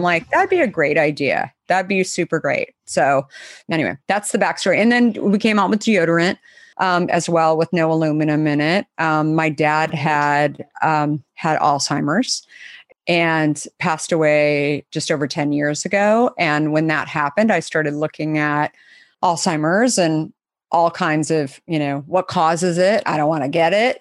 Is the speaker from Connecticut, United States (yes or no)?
no; Arizona, United States; I grew up in Arizona